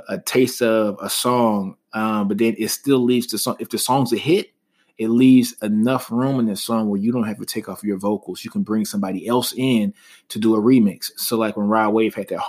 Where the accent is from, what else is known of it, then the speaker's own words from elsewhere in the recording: Shreveport, Louisiana, United States; I'm a Louisiana native. You guys know that. I'm from Shreveport, Louisiana